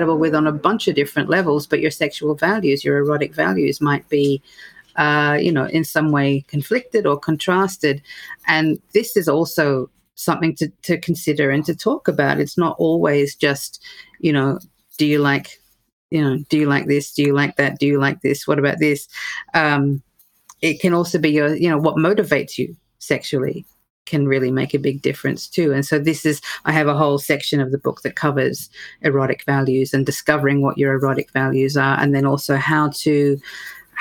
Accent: Australia; moved away as an adult; also born or lived in United Kingdom; now in United States; as an Australian therapist, and then I've, you know, sort of done my work in the UK as well, then to come to the US

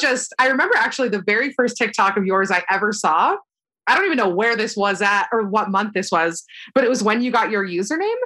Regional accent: Florida, United States; moved away as an adult; now in Hoboken, United States; I like grew up most of my life in Florida

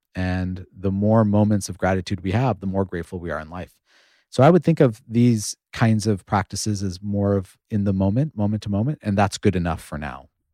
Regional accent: United States; I grew up in the United States at a time when we didn't have a lot of Indian role models.

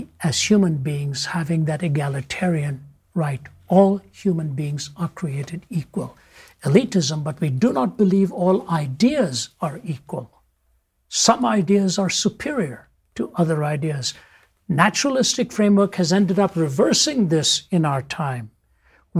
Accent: North India, India; moved away; within India, I was raised in the North, born in the South

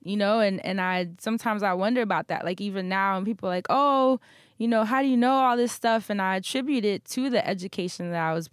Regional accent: New York City, New York, United States; growing up in Harlem in the projects

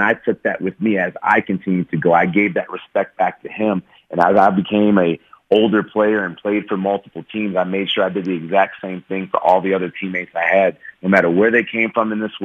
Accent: Chicago, Illinois, United States; moved away as an adult; my hometown in Chicago

